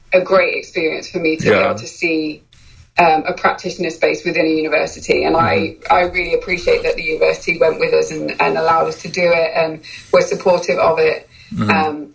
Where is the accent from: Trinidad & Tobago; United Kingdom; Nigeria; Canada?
United Kingdom; moved away; I'm British